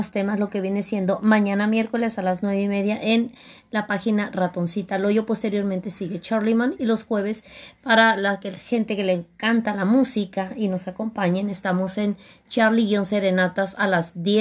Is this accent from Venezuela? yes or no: no; Baja California, Mexico; Así es, vengo de Baja California.